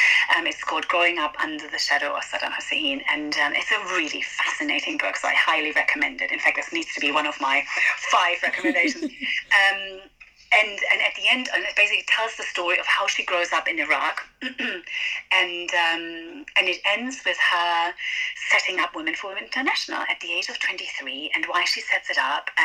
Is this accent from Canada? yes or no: no; Venezuela; moved away as an adult; now in United Kingdom; So I grew up in Venezuela, and then I came to the UK to study.